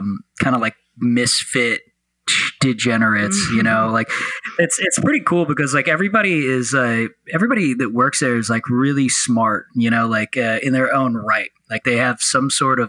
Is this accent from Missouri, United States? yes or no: yes; St. Louis, Missouri, United States; moved away as an adult; also born or lived in Memphis, Tennessee; now in Los Angeles, United States; So originally I'm from St. Louis, Missouri. You know, I grew up in both St. Louis, Missouri and then Memphis, Tennessee.